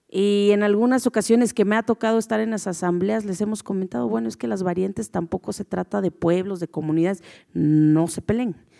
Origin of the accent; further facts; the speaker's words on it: Oaxaca, Mexico; como buen mexicano y como buen, en mi caso, como buena oaxaqueña